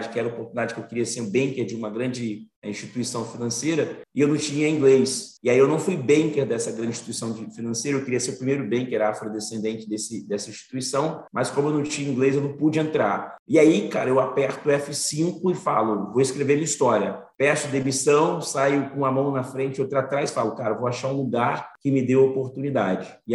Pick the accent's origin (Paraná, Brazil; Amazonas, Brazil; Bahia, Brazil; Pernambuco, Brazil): Bahia, Brazil; Salvador; born there; also born or lived in Espírito Santo / Rio de Janeiro / São Paulo; eu fiquei nasci em Salvador, depois eu fui para o Espírito Santo, depois eu vim para o Rio de Janeiro, depois eu fui para São Paulo.